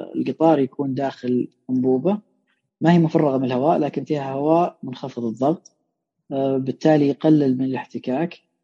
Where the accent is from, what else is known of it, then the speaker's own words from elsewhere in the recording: Saudi Arabia; عندنا في السعوديه